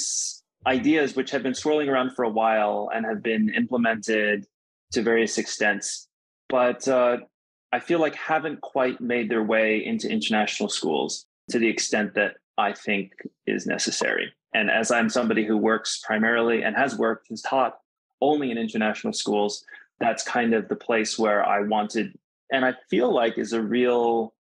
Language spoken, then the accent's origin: English; United States; moved away as an adult; growing up in the United States and being biracial, being multicultural, starting multilingual, then becoming monolingual